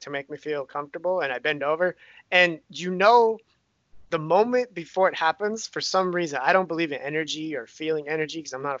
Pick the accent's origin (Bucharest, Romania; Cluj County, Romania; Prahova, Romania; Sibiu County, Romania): Bucharest, Romania; born there; I was born in Romania, Bucharest, the capital of Romania.